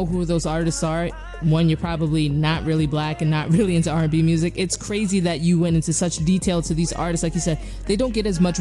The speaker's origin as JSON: {"language": "English", "region": "New York", "country": "United States", "said": "I'm from New York"}